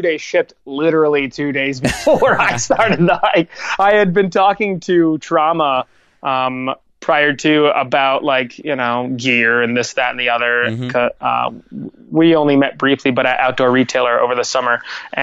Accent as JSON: {"language": "English", "town": "Lewisburg", "country": "United States", "tie": "born or raised there", "said": "my hometown of Lewisburg"}